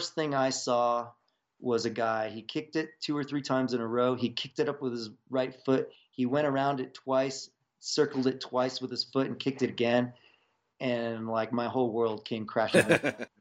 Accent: Virginia, United States; now in Boulder, Colorado, United States; I was growing up in Virginia

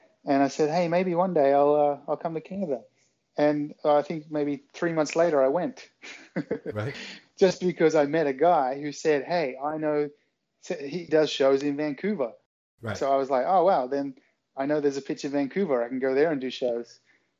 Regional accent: Australia; accent: Australian; I mean, my accent now isn't anything like it was when I was a teenager. It was much more of an Australian kind of suburban sound, whereas now I've lived here, I've lived all over the world

